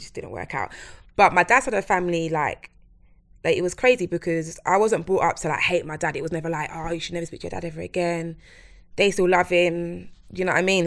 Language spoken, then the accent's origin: English; London, United Kingdom; I'm from Plasto, East London.